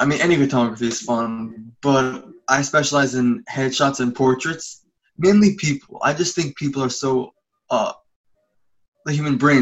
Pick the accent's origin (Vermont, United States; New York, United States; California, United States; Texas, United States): New York, United States; New York City; moved away as an adult; now in Los Angeles, United States; I was born and raised in Brooklyn and the youngest of 10